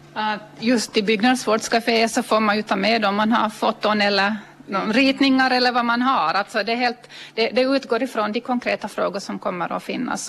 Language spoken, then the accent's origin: Swedish; Ostrobothnia, Finland; vi som är österbottningar